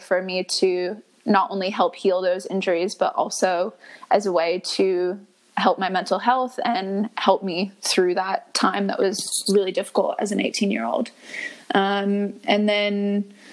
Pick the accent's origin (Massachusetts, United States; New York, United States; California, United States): Massachusetts, United States; just outside of Boston; moved away as an adult; now in Melbourne, Australia; I'm originally from Boston, born and raised just outside of Boston